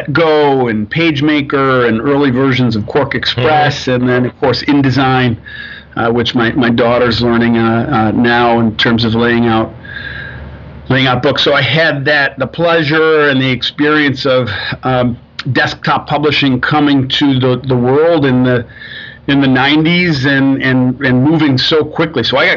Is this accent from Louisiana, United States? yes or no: no; Rochester, New York, United States; moved away as an adult; also born or lived in Pittsburgh, Pennsylvania / Manhattan / Cleveland; now in Ann Arbor, United States; I grew up in upstate New York, outside of Rochester